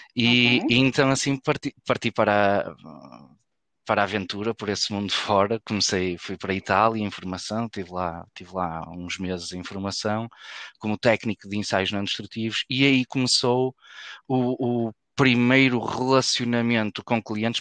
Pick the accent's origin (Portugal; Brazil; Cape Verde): Portugal; Porto, Norte; eu sou do Porto, fizemos faculdade juntos aqui na, na Faculdade de Engenharia